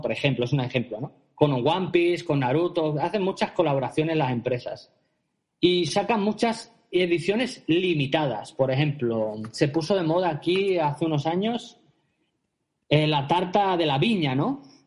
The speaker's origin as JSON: {"language": "Spanish", "country": "Spain", "moved": "as an adult", "lives_now": "Japan", "said": "Yo como soy cocinero y español"}